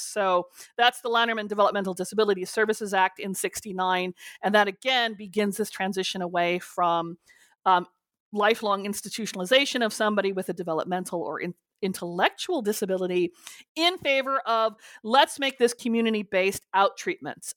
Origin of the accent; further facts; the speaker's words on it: California, United States; I grew up with as a Californian